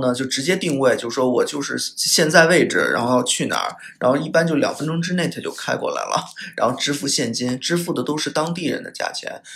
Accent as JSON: {"language": "Chinese", "country": "China", "said": "来自中国"}